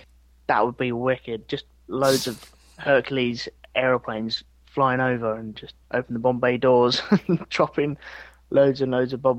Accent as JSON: {"language": "English", "region": "England", "country": "United Kingdom", "said": "Even though I'm from England."}